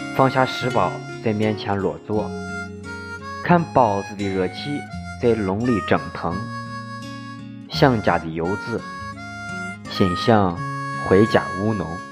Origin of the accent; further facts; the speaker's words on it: Shaanxi, China; accent: Shaanxi dialect; 我们的家乡话，陕西话